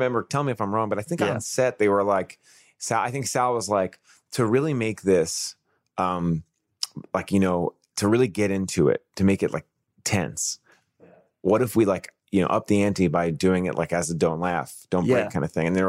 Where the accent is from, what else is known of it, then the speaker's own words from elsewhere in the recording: New York City, New York, United States; accent: Staten Island; I grew up in Staten Island, I know all these Italian things